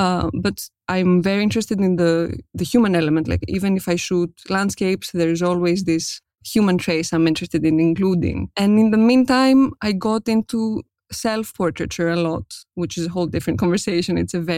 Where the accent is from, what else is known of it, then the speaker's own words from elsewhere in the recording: Athens, Attica, Greece; English is a second language; I was born and raised in Athens, Greece, and I'm a self-taught portrait photographer based in Greece.